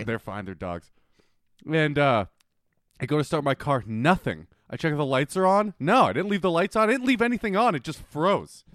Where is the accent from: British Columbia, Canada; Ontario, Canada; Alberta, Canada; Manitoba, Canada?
Manitoba, Canada; Winnipeg; moved away; I'm from Winnipeg.